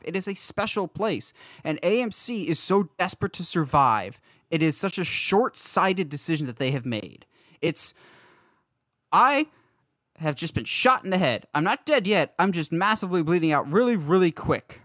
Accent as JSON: {"language": "English", "town": "Philadelphia", "region": "Pennsylvania", "country": "United States", "tie": "born or raised there", "moved": "yes"}